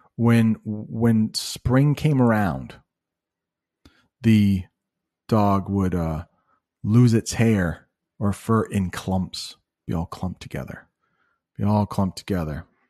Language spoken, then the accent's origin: English; United States; As an American